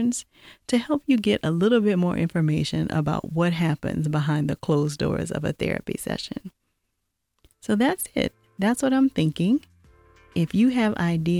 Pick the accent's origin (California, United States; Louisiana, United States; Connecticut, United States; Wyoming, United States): Louisiana, United States; now in Atlanta, United States; I'm not sure if you've been able to tell by my accent, but I'm originally from Louisiana